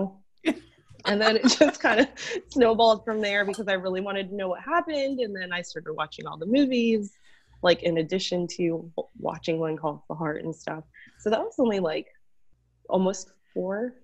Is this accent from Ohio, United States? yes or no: no; Florida, United States; I am from Florida